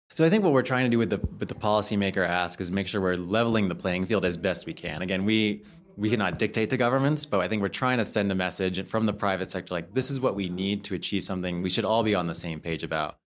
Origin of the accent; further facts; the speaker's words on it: United States; as an American